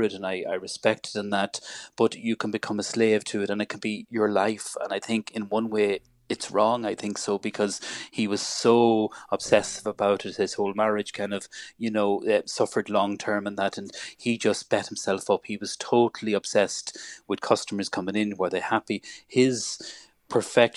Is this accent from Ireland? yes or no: yes; Ireland